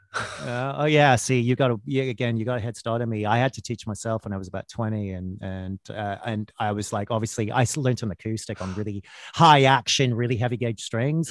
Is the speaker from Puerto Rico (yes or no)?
no; Winnipeg, Manitoba, Canada; moved away as an adult; also born or lived in Vancouver; now in London, United Kingdom; I was born in Vancouver, which is a beautiful city and a nice place, but it's not as glamorous as that. I, I, I moved, my parents moved when I was quite young, and I actually grew up in Winnipeg, Manitoba